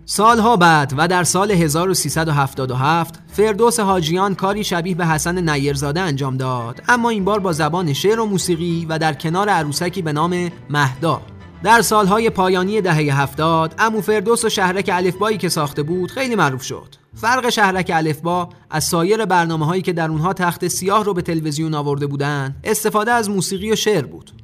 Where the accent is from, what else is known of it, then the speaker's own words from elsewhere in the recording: Iran; ما که ایرانی هستیم